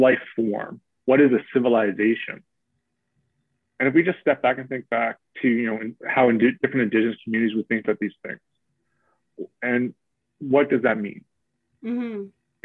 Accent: Newfoundland and Labrador, Canada; now in Toronto, Canada; I'm Mi'kmaq and settler from, I grew up in Newfoundland or Dananogulp. That's where my family's from, the west coast of the island

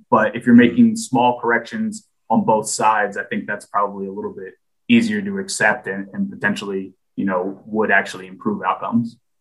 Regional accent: New Jersey, United States; moved away as an adult; I grew up in New Jersey

